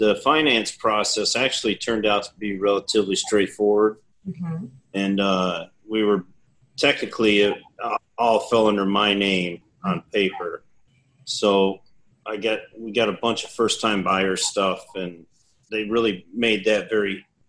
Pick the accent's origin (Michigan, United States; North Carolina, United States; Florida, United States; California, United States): Michigan, United States; Battle Creek; now in Texas, United States; Battle Creek, Michigan.